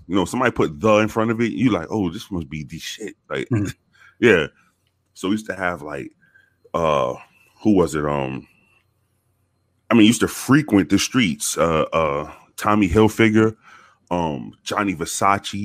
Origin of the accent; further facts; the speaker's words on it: New York City, New York, United States; moved away; I was born in the South Bronx. Um, born and raised in the South Bronx